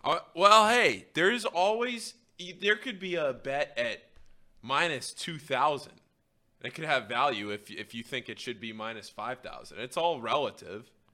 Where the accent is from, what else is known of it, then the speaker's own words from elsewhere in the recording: United States; I'm also an American